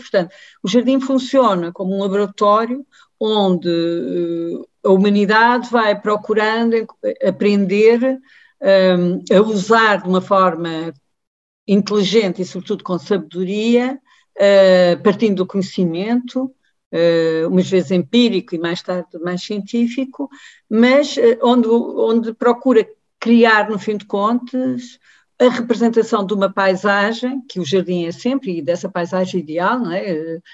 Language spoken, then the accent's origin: Portuguese; Évora, Alentejo, Portugal; Eu, eu nasci e, e vivo em Évora